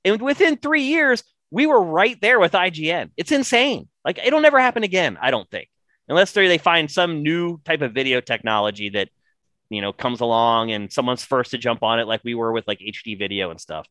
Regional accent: rural Pennsylvania, United States; I have a friend actually from my hometown

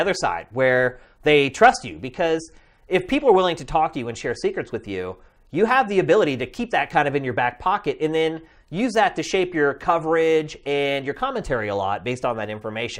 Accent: central Pennsylvania, United States; also born or lived in Philadelphia; I'm originally from central Pennsylvania. I went to college in Philadelphia.

